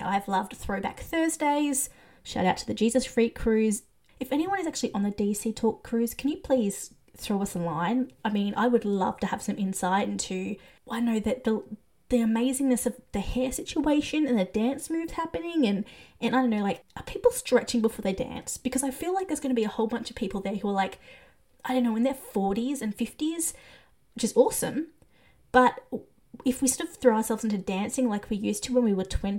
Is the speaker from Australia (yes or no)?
yes; Australia; I'm Australian